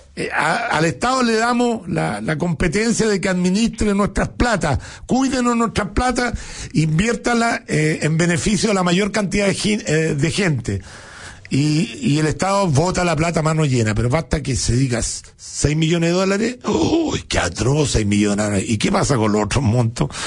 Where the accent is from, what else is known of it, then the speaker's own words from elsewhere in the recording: Chile; uno como chileno